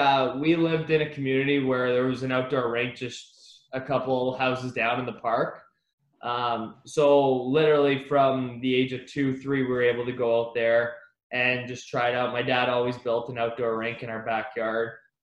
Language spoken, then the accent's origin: English; Ottawa, Ontario, Canada; Yeah, we would like have the half season tickets to the Sens games.